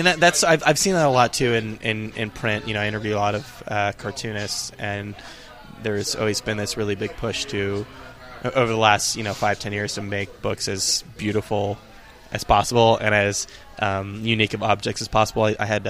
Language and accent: English; California, United States; now in New York, United States; I'm from California originally.